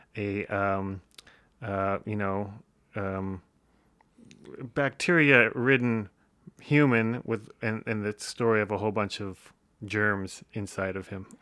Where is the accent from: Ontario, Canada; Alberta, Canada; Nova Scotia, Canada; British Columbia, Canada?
Ontario, Canada; Windsor; Early life, uh, Windsor, Ontario